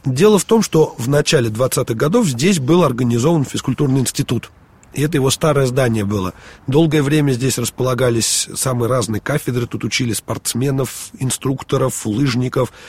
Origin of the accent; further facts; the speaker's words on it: Moscow, Russia; мы, москвичи